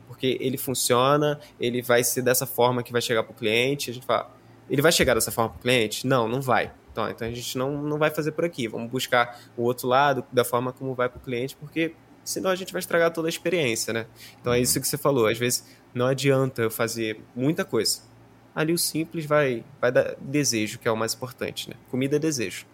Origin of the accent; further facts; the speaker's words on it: Rio de Janeiro, Brazil; eu sou do Rio de Janeiro